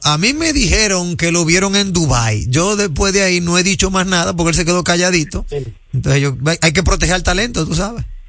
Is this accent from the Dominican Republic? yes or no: yes; Dominican Republic; soy dominicano y, manejo aquí